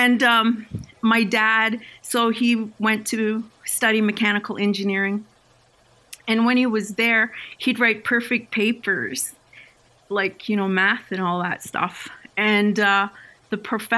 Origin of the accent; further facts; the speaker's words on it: Six Nations of the Grand River, Ontario, Canada; I was raised on Six Nations